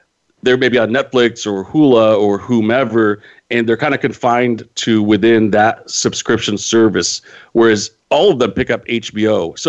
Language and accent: English; Modesto, California, United States; my hometown of Modesto.